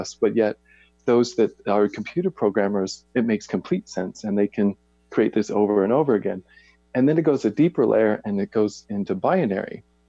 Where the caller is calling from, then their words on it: Boise, Idaho, United States; I am in Boise, Idaho.